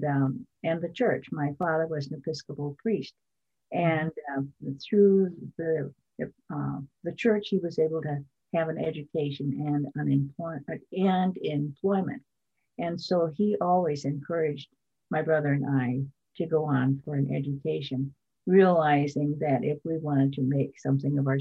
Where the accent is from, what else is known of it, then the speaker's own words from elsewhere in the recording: Rosebud Reservation, South Dakota, United States; when we were growing up on the Rosebud Reservation